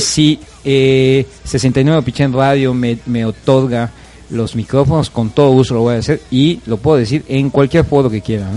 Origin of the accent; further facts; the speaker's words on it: Yucatán, Mexico; a nosotros como como ciudadanos, como yucatecos